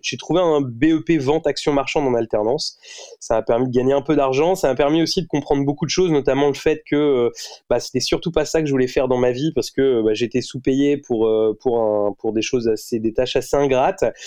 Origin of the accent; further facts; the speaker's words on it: Rouen, Normandy, France; je suis né à Rouen, je, je vis toujours à Rouen.